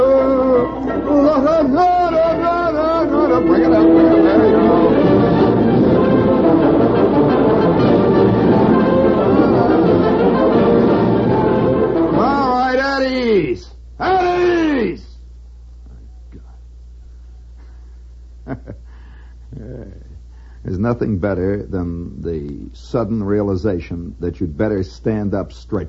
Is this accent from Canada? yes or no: no; United States; I'm an American